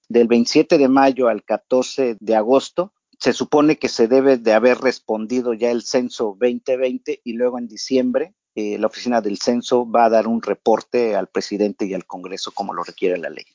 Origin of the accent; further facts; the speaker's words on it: Oaxaca, Mexico; moved away; yo soy de Oaxaca, México